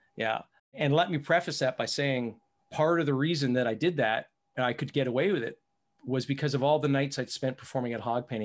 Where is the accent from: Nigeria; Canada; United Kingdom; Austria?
Canada; I'm from Canada, so it's, it's a qu-, quite a bit north from there